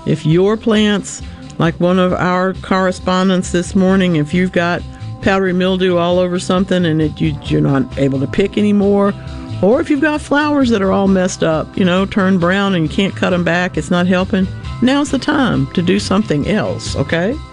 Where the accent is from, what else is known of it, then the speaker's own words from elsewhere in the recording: Gulfport, Mississippi, United States; also born or lived in Louisiana; the big gardenias that I grew up with in Gulfport